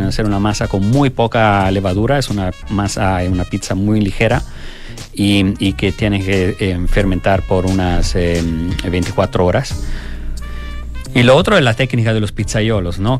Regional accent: Italy; moved away; yo que soy italiano

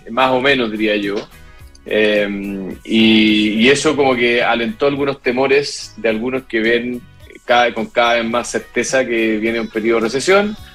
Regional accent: Chile; nosotros como chilenos

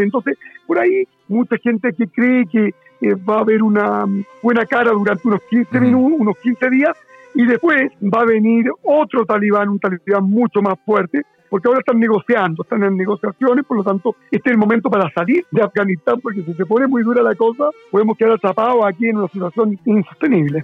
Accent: Chile; somos de Chile

